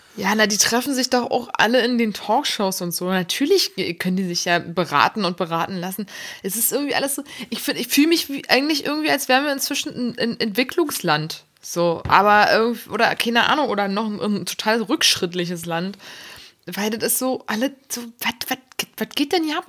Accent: Germany; ich bin inzwischen eine in Deutschland geborene und hier gemeldete Frau

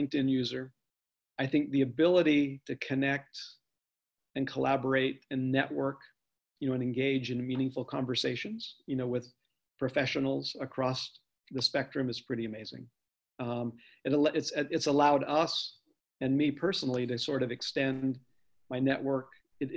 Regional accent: Provo, Utah, United States; I grew up in Provo, Utah, where Stephen R. Covey lived

